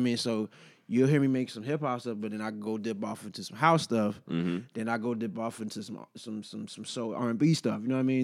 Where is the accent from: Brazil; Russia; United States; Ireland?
United States; Detroit, Michigan; also born or lived in Los Angeles; now in Washington, D.C., United States; I lived in L.A. for a year and a half, and obviously I'm from Detroit